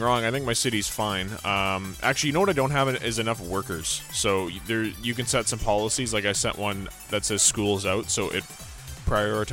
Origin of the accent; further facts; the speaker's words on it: Vancouver, British Columbia, Canada; I'm from Vancouver.